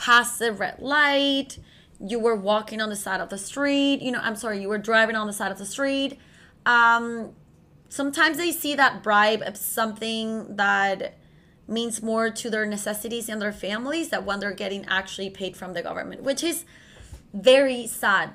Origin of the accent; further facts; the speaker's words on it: Venezuela; moved away; I come from Latin America, specifically from Venezuela, which is located in South America